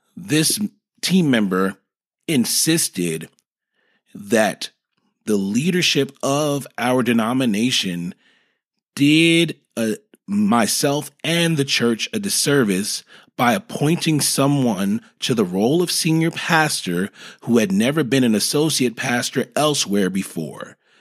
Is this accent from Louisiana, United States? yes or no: no; New York, United States; moved away as an adult; now in Dallas, United States; I'm originally from New York